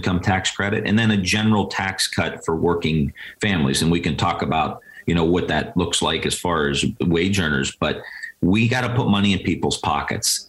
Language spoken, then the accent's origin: English; Youngstown, Ohio, United States; I'm from Ohio. I grew up there